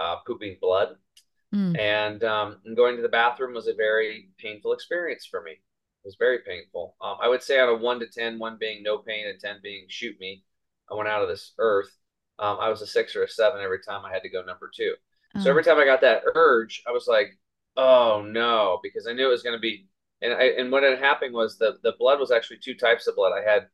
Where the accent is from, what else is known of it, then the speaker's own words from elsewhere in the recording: Eastern Oregon, United States; I grew up over here in Eastern Oregon on a small cattle and hay farm